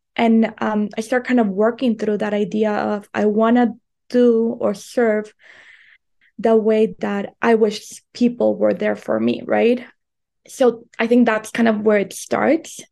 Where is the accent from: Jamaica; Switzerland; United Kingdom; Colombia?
Colombia; moved away as an adult; also born or lived in United States; I was raised in Colombia, and then I moved to the United States to go to college